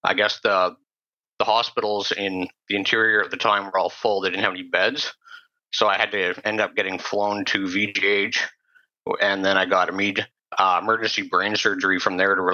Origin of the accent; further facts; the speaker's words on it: Sechelt, British Columbia, Canada; I grew up on the Sunshine Coast in Sea Shelton, typical middle-class family.